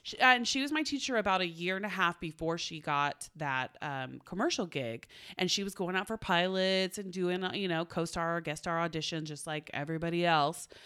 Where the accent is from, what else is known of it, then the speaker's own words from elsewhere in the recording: Oklahoma, United States; now in Los Angeles, United States; I'm from Oklahoma